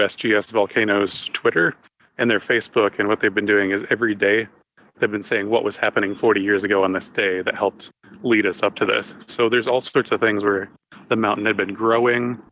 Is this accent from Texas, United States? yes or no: no; New York, United States; moved away; I'm from New York